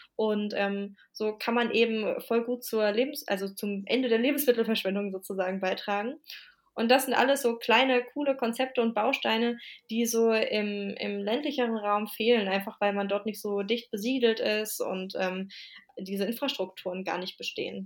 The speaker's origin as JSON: {"language": "German", "town": "Wiesbaden", "region": "Hesse", "country": "Germany", "tie": "born or raised there", "moved": "as an adult", "lives_now": "Leipzig, Germany", "said": "zu Wiesbaden, das ist meine Heimatstadt und da sitze ich auch gerade, weil ich hier bei meinen Eltern zu Besuch bin"}